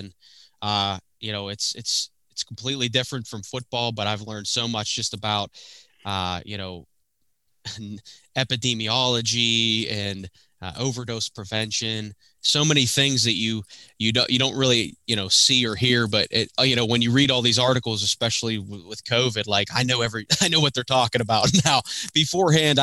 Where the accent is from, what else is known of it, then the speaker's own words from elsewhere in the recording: Pittsburgh, Pennsylvania, United States; born and raised in Pittsburgh